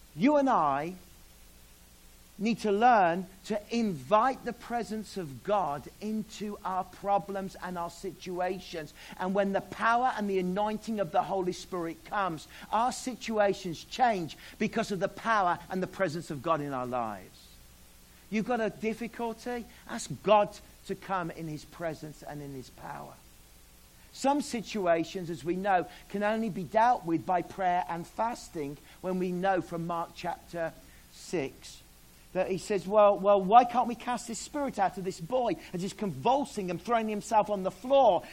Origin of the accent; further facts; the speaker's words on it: Australia; moved away; I'm Australian.